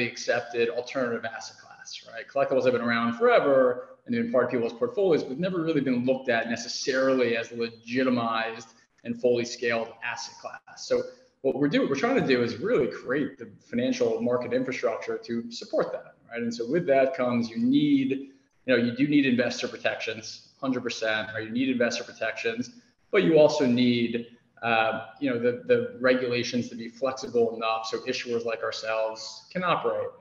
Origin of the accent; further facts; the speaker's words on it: New York City, New York, United States; I grew up in New York City, big Yankees fan